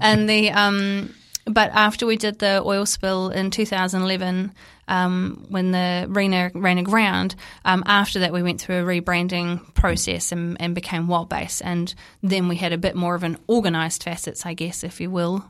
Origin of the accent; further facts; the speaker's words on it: Napier, Hawke's Bay, New Zealand; I grew up in Napier